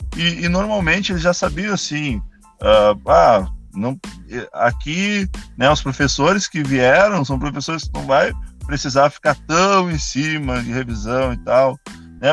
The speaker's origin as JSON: {"language": "Portuguese", "town": "Canoas", "region": "Rio Grande do Sul", "country": "Brazil", "said": "Eu era de Canoas, sou de Canoas"}